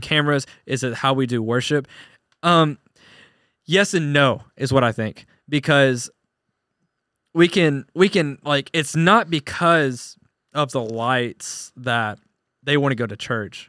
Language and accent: English; Searcy, Arkansas, United States; my hometown Searcy